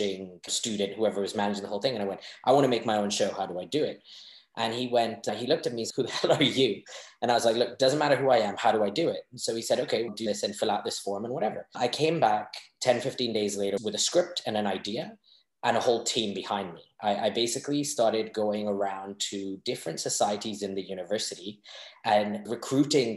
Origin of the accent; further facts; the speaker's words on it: Hong Kong; growing up in Hong Kong with Asian parents who loved me tremendously and had a great childhood